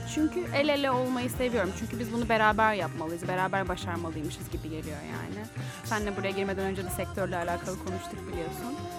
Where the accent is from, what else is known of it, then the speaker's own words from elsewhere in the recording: İzmir, Turkey; bir İzmirli olarak